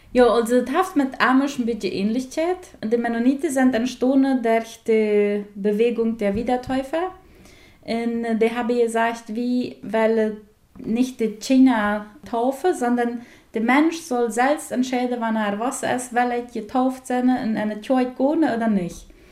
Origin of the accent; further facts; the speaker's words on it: Colonia Friesland, Paraguay; accent: Plautdietsch; first language Plautdietsch; German is a second language; moved away as an adult; also born or lived in Bielefeld, Germany; now in Meppen, Germany; ich komme aus Friesland. Friesland das ist eine kleine Kolonie in Paraguay, im Norden von Paraguay.